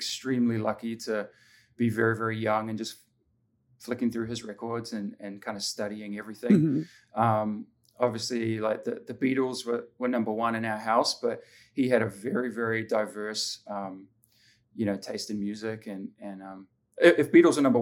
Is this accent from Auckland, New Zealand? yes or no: yes; Auckland, New Zealand; moved away as an adult; also born or lived in Middlesbrough, United Kingdom / Australia; now in Southern California, United States; growing up in New Zealand